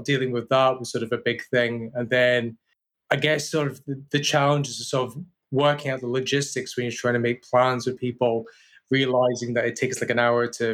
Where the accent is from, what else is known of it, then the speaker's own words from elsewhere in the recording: Aberdeen, Scotland, United Kingdom; moved away as an adult; now in London, United Kingdom; I'm originally from Aberdeen, born and bred there, lived there for 23 years.